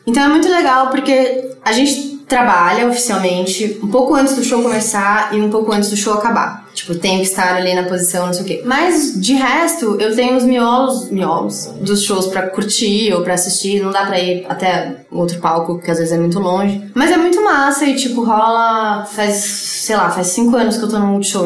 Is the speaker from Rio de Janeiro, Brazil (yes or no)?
no; São Paulo, Brazil; Pinheiros, eu sou tipo ultra bairrista. Eu nasci e morei no mesmo bairro a vida inteira